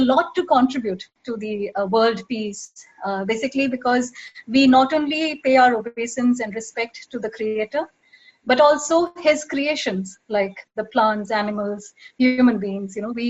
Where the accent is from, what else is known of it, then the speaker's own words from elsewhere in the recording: Dubai, United Arab Emirates; also born or lived in Mumbai; but actually I was born in Bombay. When I was 1 year old, I shifted to Dubai with my parents and sister.